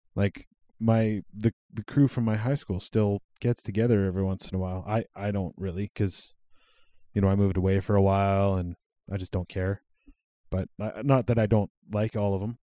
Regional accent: Cold Lake, Alberta, Canada; also born or lived in Regina, Saskatchewan; I moved from Cold Lake to Sylvan Lake when I was twelve

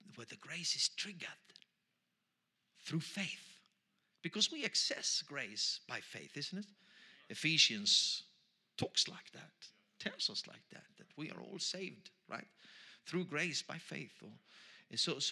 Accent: Austria; accent: Austrian German; first language Austrian German; English is a second language; English is my third language, so I'm trying here. My first language is Austrian German

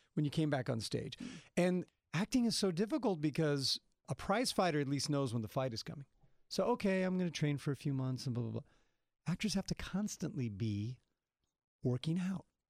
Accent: Salinas Valley, California, United States; I grew up in the Salinas Valley

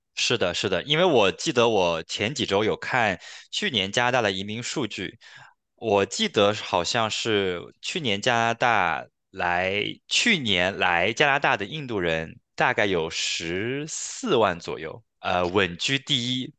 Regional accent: China; now in Canada; 作为一个中国人来看

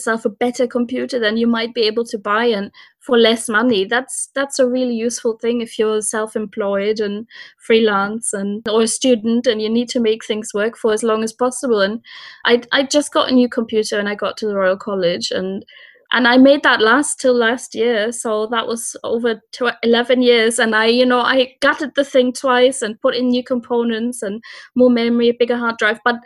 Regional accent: Cologne, North Rhine-Westphalia, Germany; moved away; So I'm from Germany originally and from Cologne.

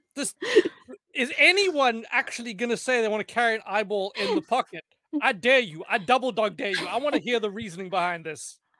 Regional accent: South Africa; moved away; I'm South African

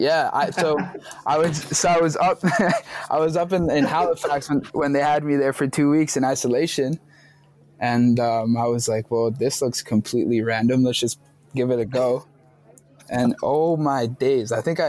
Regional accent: Medellin, Antioquia, Colombia; Like, I'm from Medellin, you know, I'm from that city.

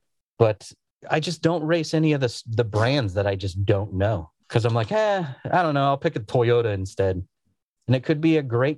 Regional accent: United States; I'm an American

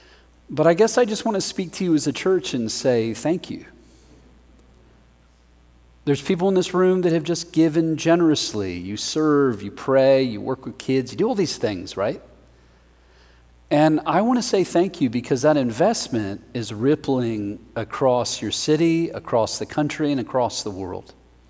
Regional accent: Denver, Colorado, United States; I am from Denver, Colorado.

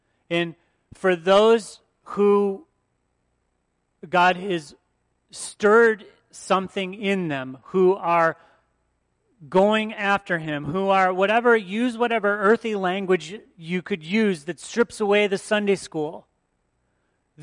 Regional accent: outside of Detroit, Michigan, United States; now in Wisconsin, United States; I grew up outside of Detroit

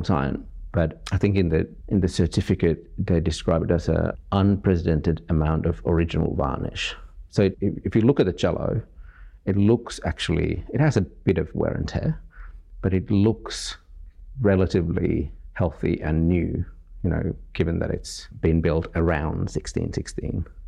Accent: Finland; now in Sydney, Australia; I come from Finland originally, but I guess Sydney and Australia is now my home.

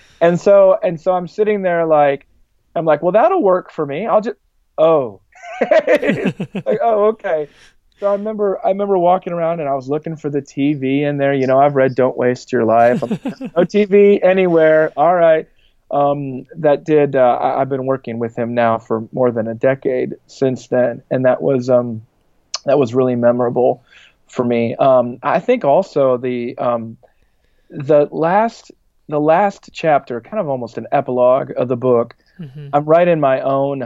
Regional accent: South Dakota, United States; coming from growing up in South Dakota, it's not a very historical place.

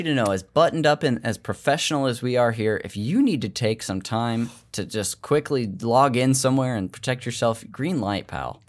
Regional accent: Modesto, California, United States; I told you Modesto

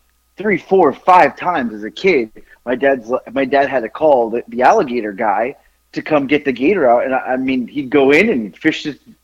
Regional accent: Florida, United States; growing up in Florida

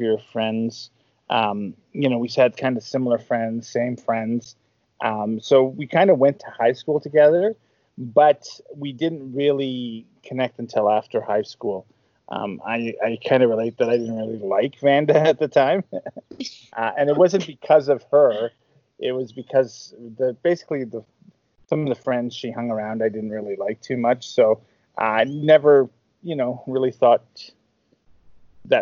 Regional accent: Sudbury, Ontario, Canada; moved away as an adult; now in Calgary, Canada; I grew up in Northern Ontario in a small town called Sudbury, Ontario

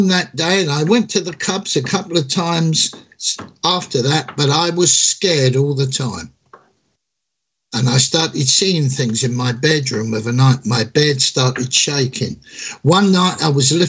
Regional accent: London, United Kingdom; also born or lived in Croydon; I was born and bred in London, England, and I pastor a church in Northwest Six

